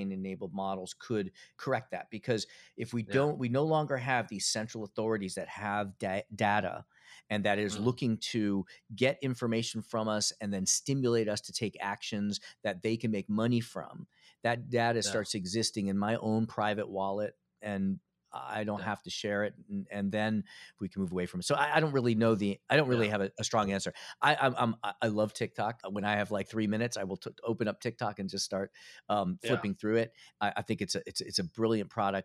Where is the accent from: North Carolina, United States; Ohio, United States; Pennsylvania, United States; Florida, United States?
Pennsylvania, United States; Philadelphia; now in Connecticut, United States; I was born in Philadelphia. Yeah. I grew up in Philadelphia.